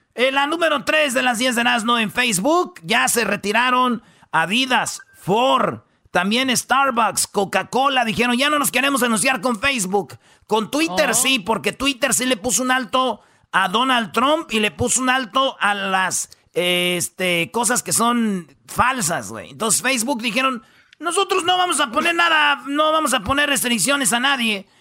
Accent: Mexico; now in United States; somos los mexicanos

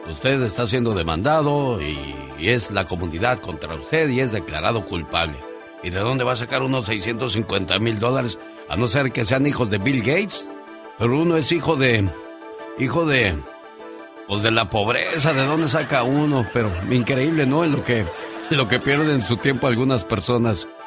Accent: Sinaloa, Mexico; A ver, un día salí de Sinaloa pero Sinaloa nunca salió de mí.

